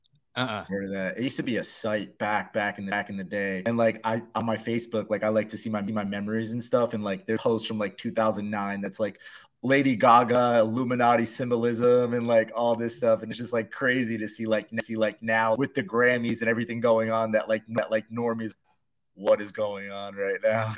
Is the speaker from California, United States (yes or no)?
no; New Jersey, United States; 9/11 happened around the corner from me. I'm from Jersey.